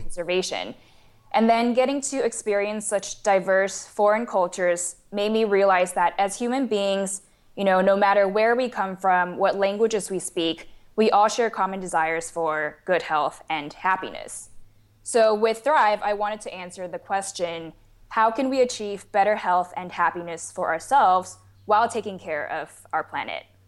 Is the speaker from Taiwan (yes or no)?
yes; Taiwan; moved away as an adult; also born or lived in St. Louis, United States; I was born and raised in Taiwan, and then I came to the United States for university at Washoe in Saint Louis